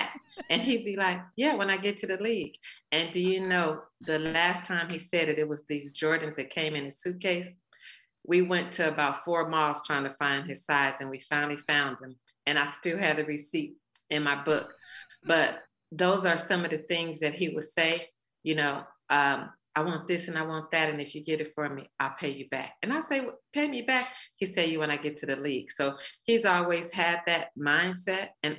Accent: Chicago, Illinois, United States; moved away; I'm originally from Chicago

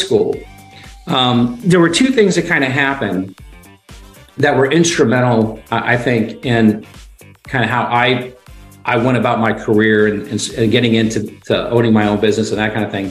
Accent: Ohio, United States; growing up in Ohio

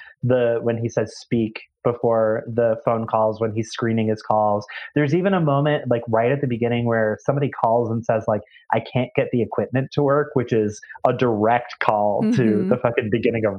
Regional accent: Midwest, United States; we grew up in the Midwest, which is famously tornado country

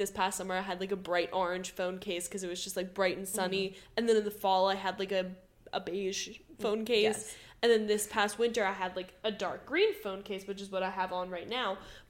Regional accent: New Jersey, United States; And my home state, New Jersey, doesn't have one.

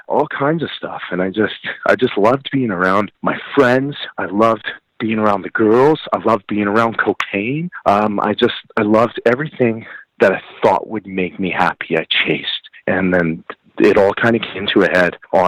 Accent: Calgary, Alberta, Canada; I grew up in Calgary, Alberta

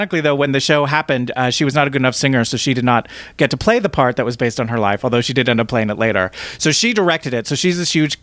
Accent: New Jersey, United States; I'm from New Jersey

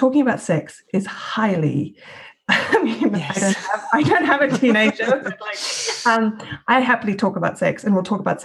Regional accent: Switzerland; moved away as an adult; also born or lived in South Africa / Glasgow, United Kingdom; now in United Kingdom; I'm a South African Swiss woman. I'm white, and I've grown up in Switzerland, and then I've had the opportunity to come to the UK and study in the UK

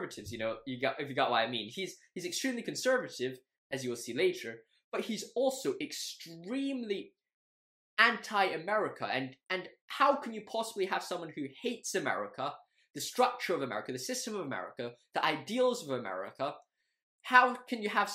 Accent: Hong Kong; I grew up in Hong Kong all my life

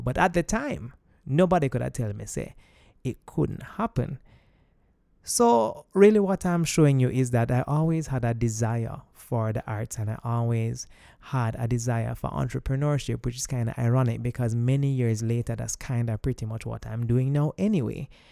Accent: Jamaica; I'm Jamaican

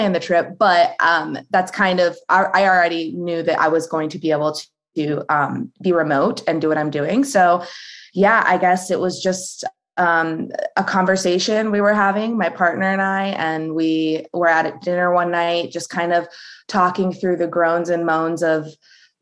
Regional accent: United States; I was born in the United States

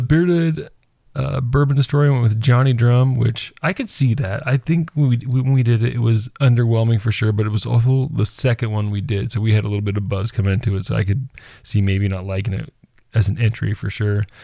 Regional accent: United States

